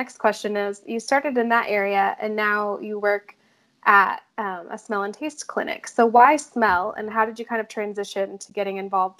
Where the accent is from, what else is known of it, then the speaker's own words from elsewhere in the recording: Idaho, United States; moved away; I'm from the West Coast, too. I'm originally from Idaho, so I mean, it's kind of close to Colorado